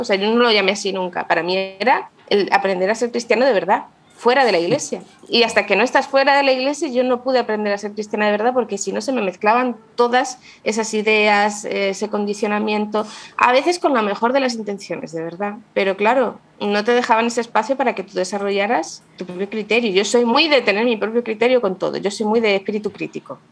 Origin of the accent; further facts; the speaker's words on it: Madrid, Community of Madrid, Spain; accent: madrileña; moved away as an adult; now in Granada, Spain; Yo nací en Madrid, pero he vivido en muchas partes, ahora estamos viviendo aquí en Granada